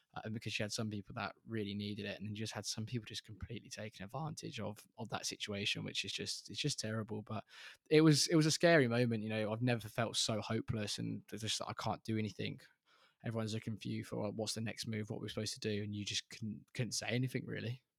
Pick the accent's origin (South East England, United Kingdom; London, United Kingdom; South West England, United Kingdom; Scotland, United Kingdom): South East England, United Kingdom; Reading; we're both from Reading